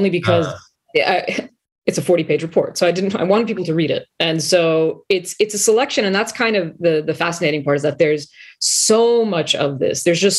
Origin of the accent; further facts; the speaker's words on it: United States; we're Iranian, we're of Iranian heritage, but we're Iranian American. We are also Americans.